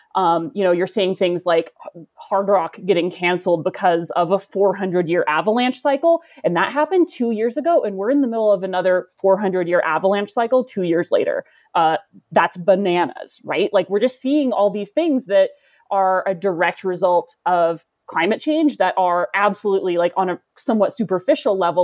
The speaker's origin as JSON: {"language": "English", "region": "the South", "country": "United States", "moved": "yes", "lives_now": "Colorado, United States", "said": "I'm from the South, and so that's part of my history"}